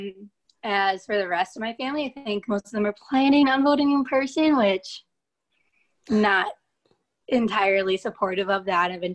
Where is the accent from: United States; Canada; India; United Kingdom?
United States; Hartford, Wisconsin; moved away as an adult; now in Memphis, United States; I'm from Hartford, Wisconsin, which is about 40 minutes north of Milwaukee